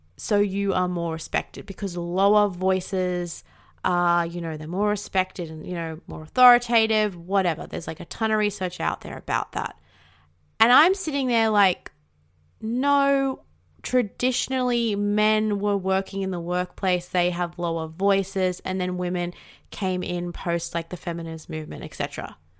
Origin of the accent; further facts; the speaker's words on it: Australia; accent: Australian; 'cause I am Australian